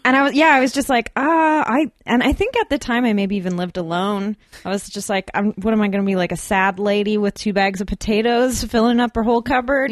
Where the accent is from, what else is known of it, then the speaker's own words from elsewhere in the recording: Burnaby, British Columbia, Canada; I grew up in Burnaby.